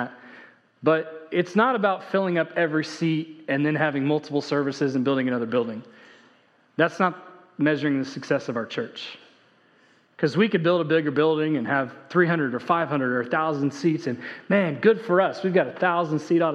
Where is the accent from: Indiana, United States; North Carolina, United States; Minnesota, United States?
Indiana, United States; now in Texas, United States; when I grew up in Indiana